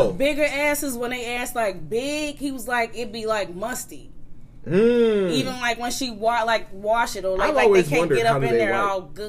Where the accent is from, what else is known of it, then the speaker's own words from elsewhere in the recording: Nigeria; I'm Nigerian.